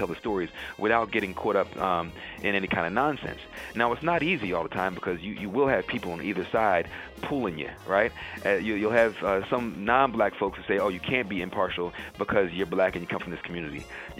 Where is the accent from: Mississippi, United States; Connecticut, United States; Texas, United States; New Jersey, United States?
New Jersey, United States; Chesilhurst; also born or lived in Hershey, Pennsylvania / Camden County, New Jersey; now in New York, United States; I was born in Chislehurst, New Jersey, South Jersey, about 20 minutes outside of Camden, New Jersey